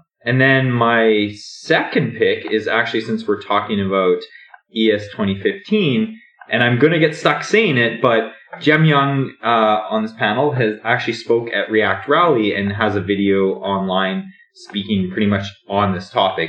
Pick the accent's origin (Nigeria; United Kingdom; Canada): Canada; moved away as an adult; now in United States; I am from Canada